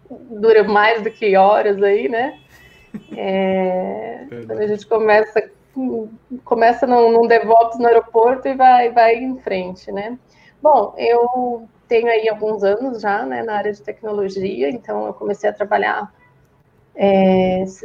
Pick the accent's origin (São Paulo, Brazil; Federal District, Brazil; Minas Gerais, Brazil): São Paulo, Brazil; São Bernardo do Campo; now in Campinas, Brazil; Eu sou de São Bernardo, né? Eu fiquei a vida toda aí. Só depois que eu casei que eu fui para São Paulo e é hoje estou em Campinas.